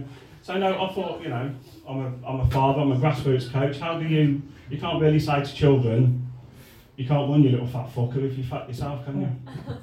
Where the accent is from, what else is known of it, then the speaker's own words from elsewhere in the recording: Tamworth, West Midlands, United Kingdom; I'm from Tamworth